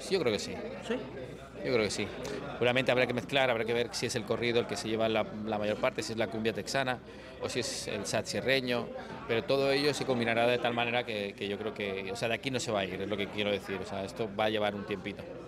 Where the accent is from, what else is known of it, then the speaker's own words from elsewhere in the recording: Spain; moved away as an adult; now in Miami, United States; siendo español